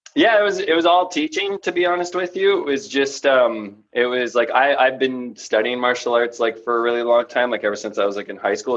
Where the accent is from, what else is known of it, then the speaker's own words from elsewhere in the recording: Toronto, Ontario, Canada; When I grew up in Toronto